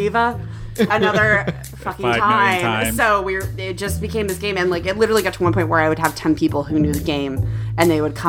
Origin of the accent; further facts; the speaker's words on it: Seattle, Washington, United States; moved away as an adult; now in San Diego, United States; I'm from Seattle originally.